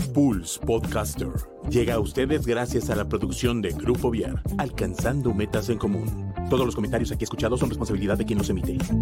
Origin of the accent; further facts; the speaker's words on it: Córdoba, Veracruz, Mexico; moved away as an adult; now in Mexico City, Mexico; yo nací en la, en la ciudad de Córdoba, Veracruz. Eh, es una ciudad de la región de las altas montañas, allá en, el estado de Veracruz. Y bueno, este, viví durante varios años ahí, bueno, 27 años.